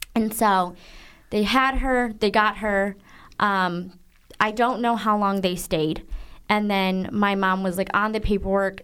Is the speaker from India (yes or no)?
no; Zeeland, Michigan, United States; also born or lived in Guangzhou, China; I grew up in Zealand, Michigan.